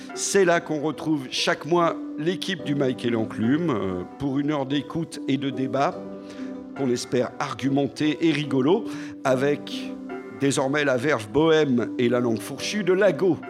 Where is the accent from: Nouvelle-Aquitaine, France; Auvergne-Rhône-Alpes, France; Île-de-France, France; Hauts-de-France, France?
Auvergne-Rhône-Alpes, France; Lyon; j'ai grandi à Lyon dans les années 80